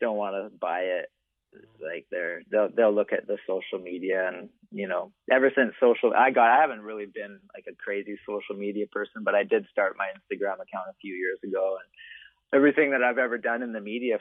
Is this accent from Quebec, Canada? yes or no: no; Vancouver, British Columbia, Canada; also born or lived in Whistler; I'm from Vancouver, I lived in Whistler for a long time and I'm Canadian